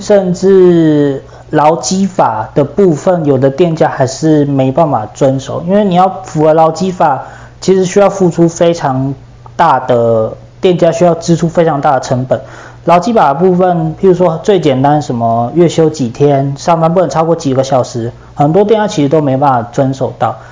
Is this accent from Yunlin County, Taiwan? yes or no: no; Yilan County, Taiwan; 我来自于宜兰嘛